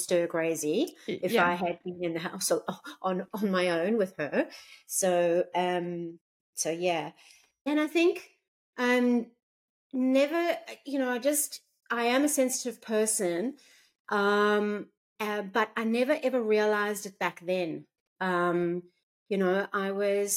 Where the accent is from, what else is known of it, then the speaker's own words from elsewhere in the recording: South Africa; moved away as an adult; now in Gold Coast, Australia; So I was born in South Africa and lived there until the age of around 32.